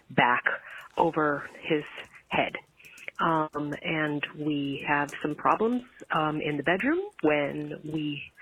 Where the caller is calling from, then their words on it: Pennsylvania, United States; I'm calling from Pennsylvania.